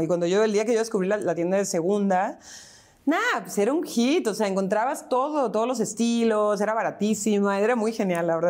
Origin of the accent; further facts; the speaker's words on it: Tijuana, Baja California, Mexico; moved away as an adult; also born or lived in San Diego, United States / Mexico City, Mexico; now in Buenos Aires, Argentina; cuando nos regresamos a vivir a Tijuana